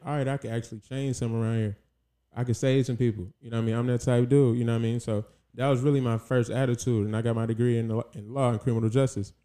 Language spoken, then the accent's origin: English; South Carolina, United States; moved away as an adult; also born or lived in Jacksonville, Florida; now in Los Angeles, United States; I grew up mainly in Carolina. I moved from Florida at seven, and then from Carolina, I stayed there till, well, like, twenty-three, twenty-four